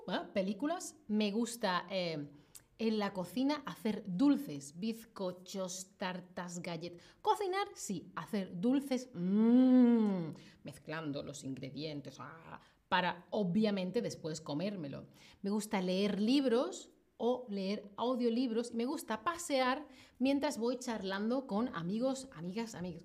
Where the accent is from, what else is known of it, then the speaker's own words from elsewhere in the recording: Seville, Andalusia, Spain; moved away as an adult; now in Berlin, Germany; yo soy de una ciudad que está en el sur de España, que se llama Sevilla.